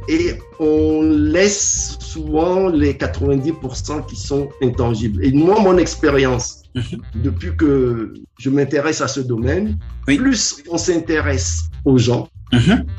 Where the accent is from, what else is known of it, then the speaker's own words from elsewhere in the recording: Lomé, Maritime, Togo; J'ai commencé au Togo. Je suis né à Lomé. Je suis l'aîné d'une famille de sept